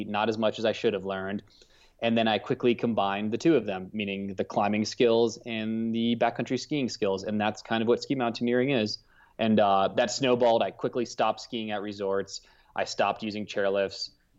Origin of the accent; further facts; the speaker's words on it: outside of Cleveland, Ohio, United States; moved away as an adult; now in Salt Lake City, United States; I'm from Ohio